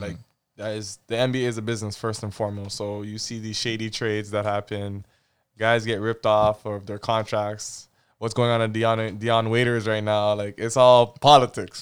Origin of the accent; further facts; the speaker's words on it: Toronto, Ontario, Canada; moved away as an adult; now in Sudbury, Canada; born and raised in Toronto.